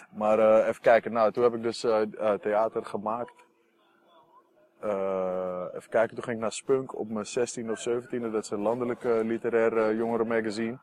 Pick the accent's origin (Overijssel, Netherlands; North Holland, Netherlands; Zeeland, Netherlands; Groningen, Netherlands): North Holland, Netherlands; Amsterdam; Ik kom uit Noord, daar heb je niet heel veel cultuur